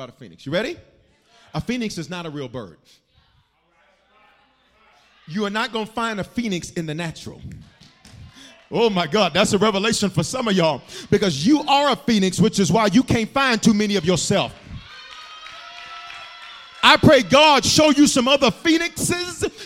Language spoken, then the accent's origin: English; Memphis, Tennessee, United States; also born or lived in Denver, Colorado; I was born in Denver but raised in Memphis